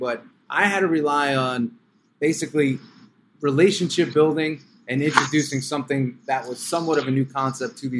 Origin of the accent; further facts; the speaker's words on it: New York, United States; I was from New York